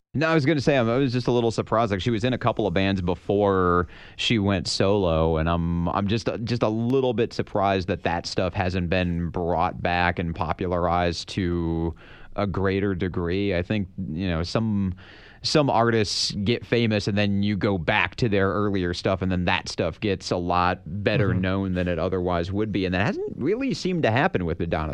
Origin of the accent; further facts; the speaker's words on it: Michigan, United States; We're both from Michigan